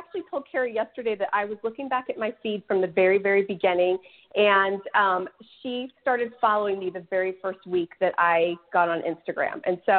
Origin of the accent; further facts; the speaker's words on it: Sacramento, California, United States; now in Texas, United States; So I currently reside in Texas. I'm originally from Northern California, from like the Sacramento area.